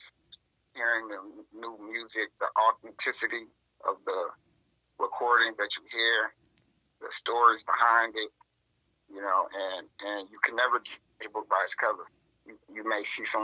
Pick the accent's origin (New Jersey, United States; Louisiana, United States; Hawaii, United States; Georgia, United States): Georgia, United States; North Atlanta, Gwinnett County; I come from North Atlanta area, Gwinnett County specifically